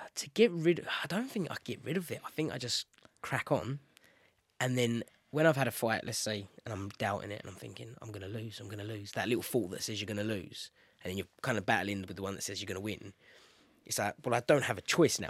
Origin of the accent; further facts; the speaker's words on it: London, United Kingdom; London, my hometown